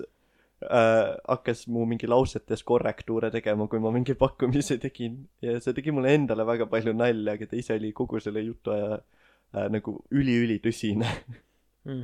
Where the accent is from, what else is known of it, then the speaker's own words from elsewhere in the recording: Elva, Tartu County, Estonia; ma käisin iga suvi Tallinnas vanaema juures, ma elasin Elvas